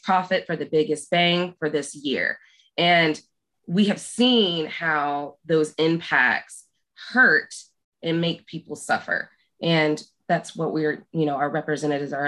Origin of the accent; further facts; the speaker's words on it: Southwest Oklahoma, United States; now in Wise, Virginia, United States; I was born and raised in Oklahoma, Southwest Oklahoma